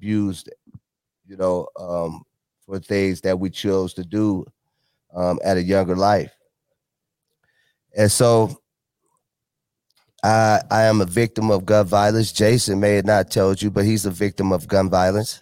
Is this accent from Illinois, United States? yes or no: yes; Chicago, Illinois, United States; I was born in Chicago